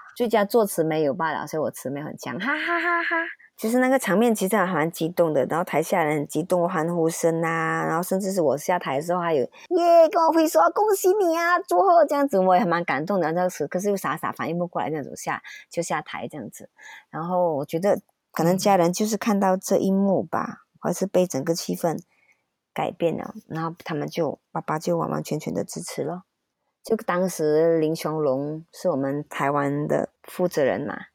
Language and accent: Chinese; Malaysia; moved away as an adult; also born or lived in Taiwan / Beijing; 我以前在马来西亚，就是我喜欢一个，一句话里面我加中文、英文、马来文或者是潮州或广东话